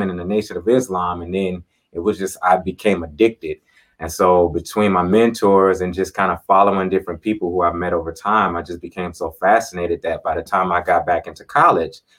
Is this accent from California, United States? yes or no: no; Minneapolis, Minnesota, United States; also born or lived in Miami, Florida; kind of raised in Minneapolis, Minnesota. I'm originally from Miami, Florida.